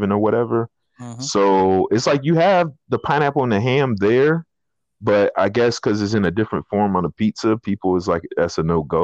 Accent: the South, United States; I was raised in the South

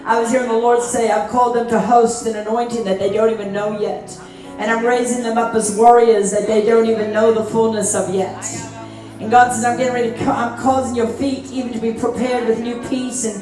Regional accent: South Africa; I grew up in South Africa

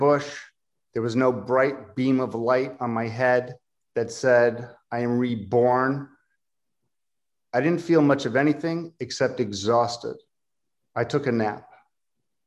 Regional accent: Philadelphia, Pennsylvania, United States; I'm from Philadelphia

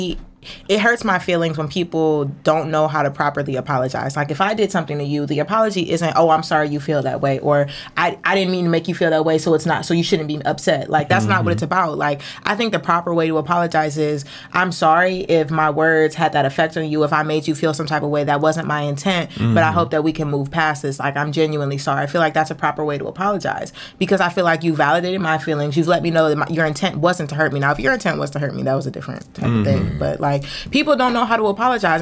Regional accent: Cleveland, Ohio, United States; I'm 21, and I'm from Cleveland

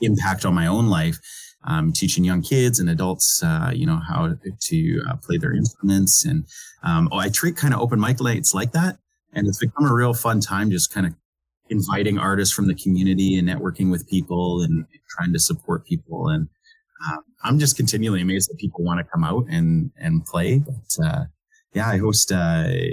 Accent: Okanagan Valley, British Columbia, Canada; now in New Brunswick, Canada; I grew up in the Okanagan Valley of British Columbia

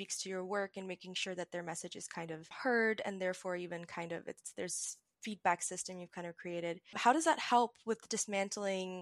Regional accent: Pakistan; As a Pakistani Muslim

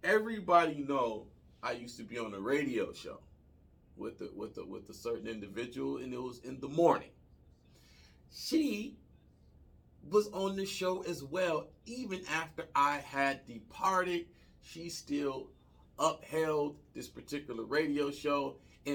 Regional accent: Detroit, Michigan, United States; I'm from Detroit. A lot of us rappers hung out with Marshall

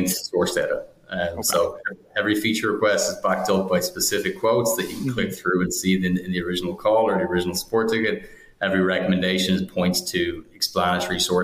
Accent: Ireland; now in United States; We're from Ireland originally

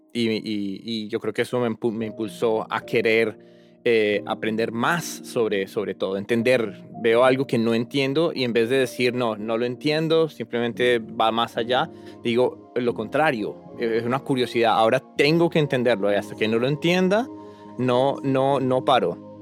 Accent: Bogotá, Colombia; moved away as an adult; now in Cambridge, United States; yo originalmente eh, soy de Colombia, Bogotá, la capital. Eh, allá nací y crecí y estuve hasta los 20 años.

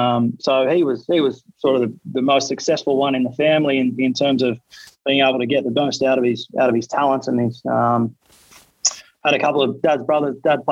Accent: Narrandera, New South Wales, Australia; moved away; Growing up in Narandra, I loved it down there. I've still got all my family down there. My old man still lives there

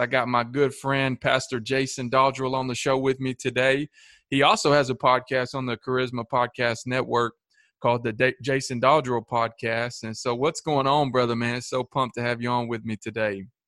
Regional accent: Shelbyville, Tennessee, United States; also born or lived in Manchester, Tennessee; I grew up in Shelbyville

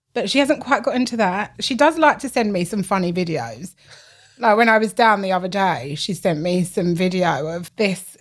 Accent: London, United Kingdom; also born or lived in Essex; we grew up in East London

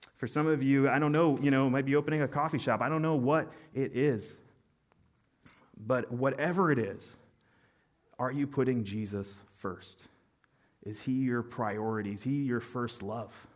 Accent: United States; as American Christians

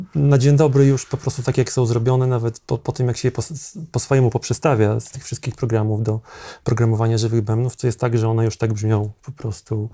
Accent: Zamość, Lublin Voivodeship, Poland; now in Warsaw, Poland; jestem z małego miasta pochodzę, z mhm. Zamościa, jak przyjechałem do Warszawy dawno temu

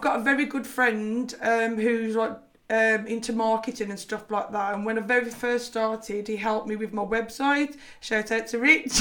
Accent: Liverpool, North West England, United Kingdom; accent: Scouse; my Scouse accent.

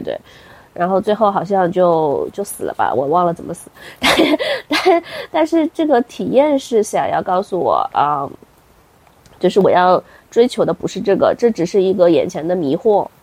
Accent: China; 我们中国人

